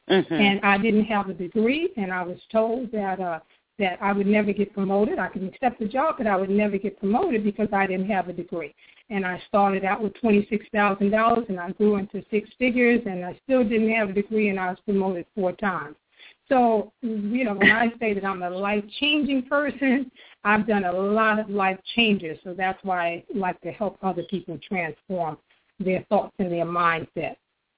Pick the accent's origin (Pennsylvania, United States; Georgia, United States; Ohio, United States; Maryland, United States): Maryland, United States; also born or lived in Harlem, New York; I like to tell people that I was born and raised in New York, but I grew up in the DMZ, in D.C., Maryland, Virginia, and particularly